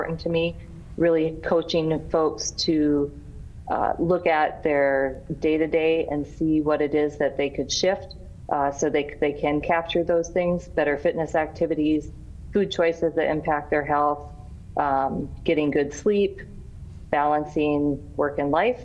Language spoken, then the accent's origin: English; Miller, South Dakota, United States; also born or lived in Pierre, South Dakota; I'm an original South Dakotan, born in Pierre, grew up in Miller